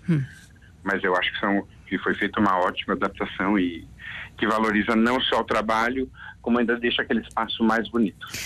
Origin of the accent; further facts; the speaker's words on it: São Paulo, Brazil; now in Portugal; São Paulo, que é de onde eu venho